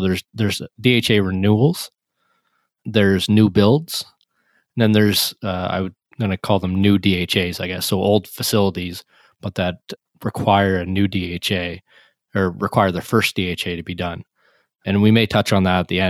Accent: Nova Scotia, Canada; I'm in Nova Scotia in Canada, and when I think of my hometown here

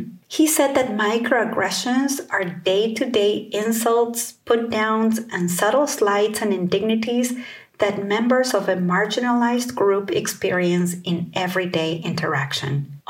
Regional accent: California, United States; I'm from the Bay Area in Northern California.

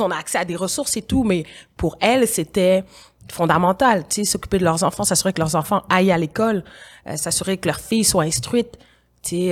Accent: Quebec, Canada; also born or lived in Senegal; en tant que Québécoise d'origine sénégalaise qui vit ici, qui vit en Occident

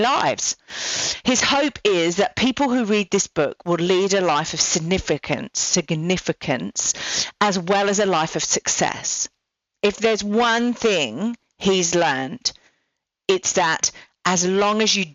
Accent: England, United Kingdom; now in Australia; I'm English

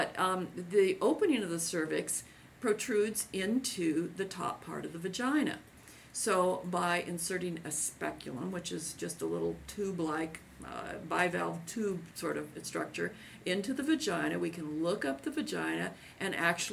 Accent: Seattle, Washington, United States; this is my hometown area

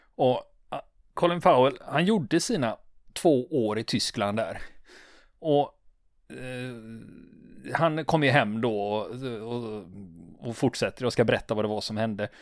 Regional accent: Sweden; vi svenskar

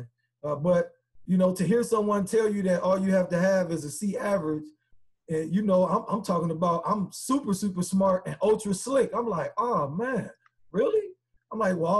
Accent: South Bend, Indiana, United States; also born or lived in Chicago, Illinois; I was born in Chicago, but South Bend raised me

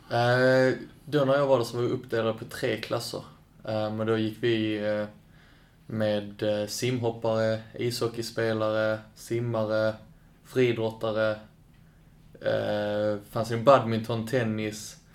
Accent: Kävlinge, Skåne, Sweden; also born or lived in Lund; I Kävlinge. Eller i Lund då på BB, men jag är uppvuxen i Kävlinge

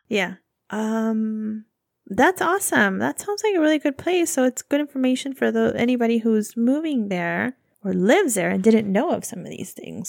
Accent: California, United States; I'm from California

